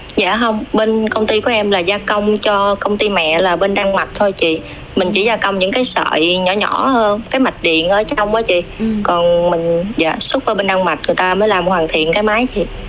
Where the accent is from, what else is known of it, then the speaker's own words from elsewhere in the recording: Đồng Tháp, Vietnam; moved away as an adult; also born or lived in Châu Thành District, Đồng Tháp; now in Ho Chi Minh City, Vietnam; quê em ở Đồng Tháp